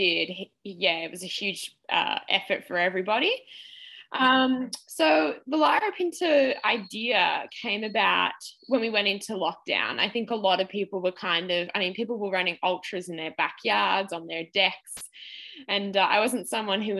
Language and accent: English; Australia; as an Australian athlete